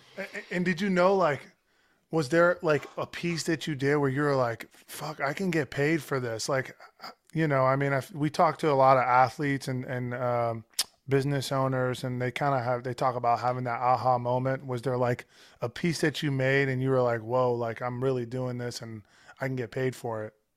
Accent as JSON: {"language": "English", "town": "San Francisco", "region": "California", "country": "United States", "tie": "born or raised there", "said": "we grew up in North Beach"}